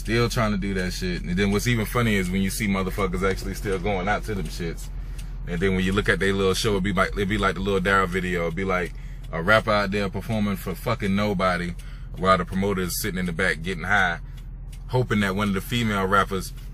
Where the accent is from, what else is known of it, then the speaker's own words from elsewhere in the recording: the South, United States; I'm from the South.